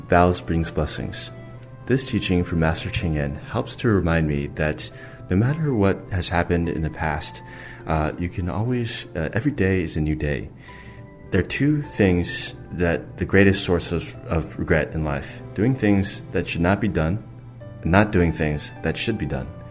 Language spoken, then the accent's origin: English; United States; I'm from the United States.